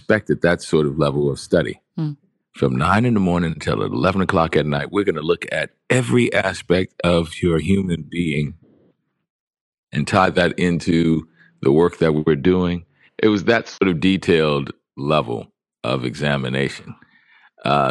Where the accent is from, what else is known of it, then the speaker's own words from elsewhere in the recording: New Orleans, Louisiana, United States; Because I was being from New Orleans.